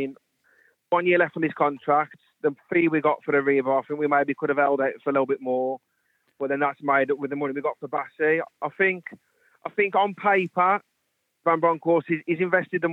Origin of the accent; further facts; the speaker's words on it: West Midlands, United Kingdom; moved away as an adult; now in Wrexham, United Kingdom; I'm originally from the West Midlands, but I've been living in Wrexham there for the last 7 years